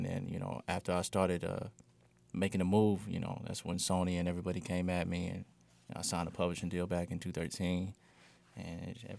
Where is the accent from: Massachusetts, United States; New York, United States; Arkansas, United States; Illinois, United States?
Arkansas, United States; Fort Smith; moved away as an adult; I'm from Fort Smith.